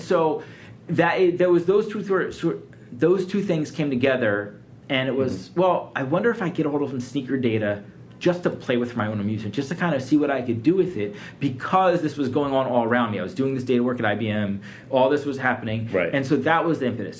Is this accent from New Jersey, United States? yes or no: no; Philadelphia, Pennsylvania, United States; also born or lived in Atlanta / New York; now in Detroit, United States; I grew up in Philadelphia. I lived in Atlanta for 15 years.